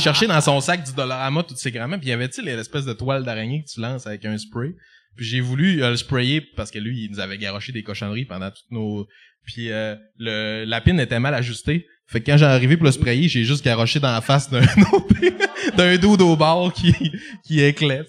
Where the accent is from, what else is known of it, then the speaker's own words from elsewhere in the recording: Jonquière, Quebec, Canada; je viens, je viens de Jonquin